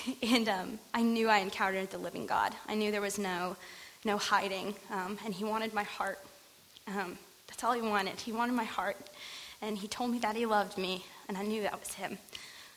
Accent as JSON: {"language": "English", "region": "North Carolina", "country": "United States", "tie": "born or raised there", "moved": "yes", "lives_now": "California, United States", "said": "I grew up in a small town in smack dab middle of North Carolina, so I'm actually not from California, from the East Coast"}